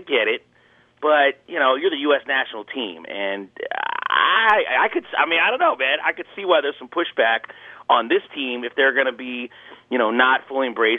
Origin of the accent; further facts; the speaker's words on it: California, United States; I'm a Californian